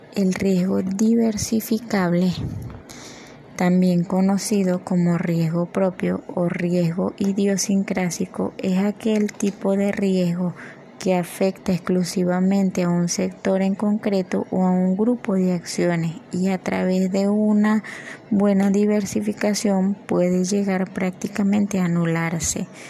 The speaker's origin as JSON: {"language": "Spanish", "country": "Venezuela"}